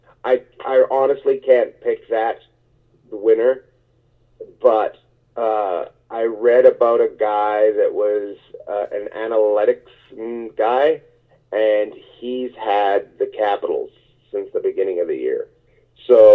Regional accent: Terrace, British Columbia, Canada; also born or lived in New York; now in Los Angeles, United States; my hometown, Terrace, British Columbia

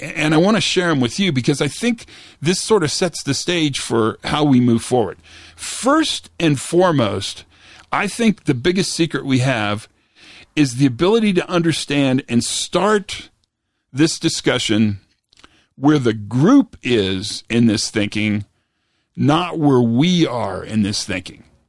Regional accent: Santa Fe, New Mexico, United States; I was flying back to my hometown, back to Santa Fe, New Mexico

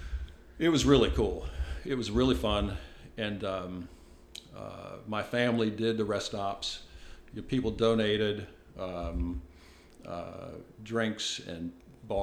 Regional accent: Minnesota, United States; moved away; I'm from Minnesota, so growing up in Minnesota

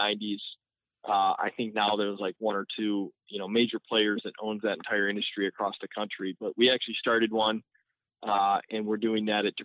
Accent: Northville, Michigan, United States; born and raised in the Detroit area, I grew up in Northville

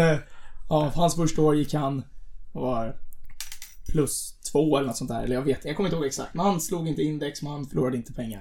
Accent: Stockholm, Stockholm County, Sweden; vi är båda från Stockholm

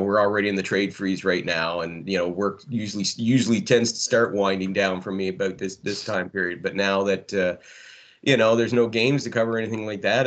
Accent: Canada; being the Canadian

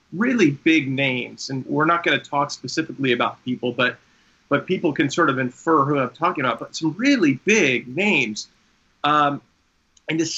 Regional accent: Long Island, New York, United States; I grew up on Long Island

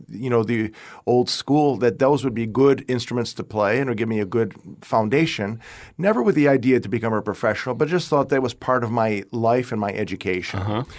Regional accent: Rochester, New York, United States; moved away as an adult; also born or lived in Austin, Texas; now in Florida, United States; my parents came here uh, in 1950. 55 from Italy. Uh, and I was born in Rochester, New York

